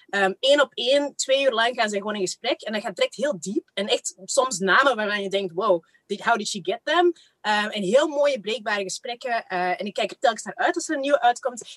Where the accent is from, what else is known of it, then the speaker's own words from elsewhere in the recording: Kempen, Flanders, Belgium; also born or lived in Rwanda; Ik ben daar echt zo op het platteland in een all-white environment opgegroeid samen met mijn zusje